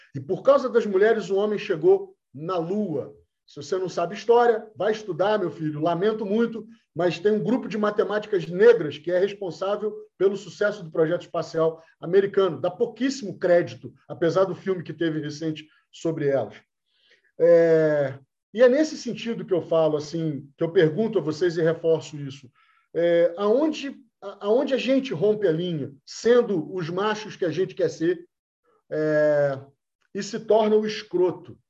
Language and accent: Portuguese; Rio de Janeiro, Brazil; a gente é carioca